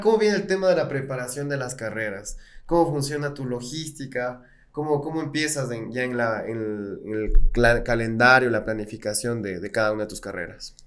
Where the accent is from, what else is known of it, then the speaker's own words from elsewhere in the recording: Ecuador; para quienes somos ecuatorianos y tenemos aquí en el pecho al Ecuador